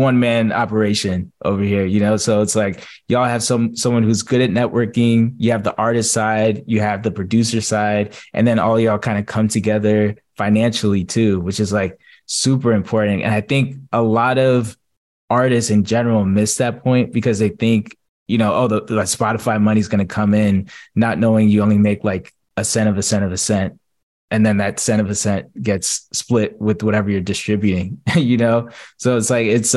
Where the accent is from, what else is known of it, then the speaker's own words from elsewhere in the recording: New Jersey, United States; now in Atlanta, United States; I'm from New Jersey